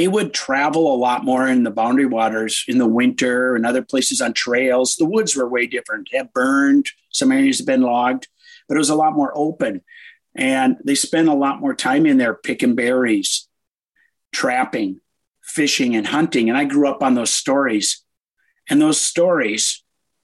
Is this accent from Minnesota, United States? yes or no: yes; Minneapolis, Minnesota, United States; also born or lived in Ely, Minnesota; I was raised in Minneapolis